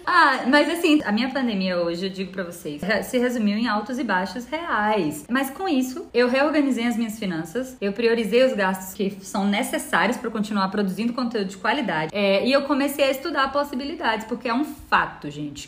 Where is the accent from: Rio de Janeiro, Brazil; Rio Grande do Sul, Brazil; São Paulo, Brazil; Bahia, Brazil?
Bahia, Brazil; accent: Bahian; moved away; obviamente pelo meu sotaque, eu sou baiana